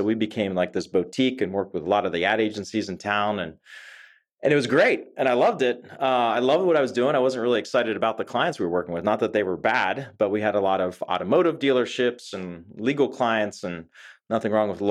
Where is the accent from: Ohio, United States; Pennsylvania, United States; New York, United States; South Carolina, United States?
Pennsylvania, United States; Pittsburgh; So I grew up in Pittsburgh, Pennsylvania.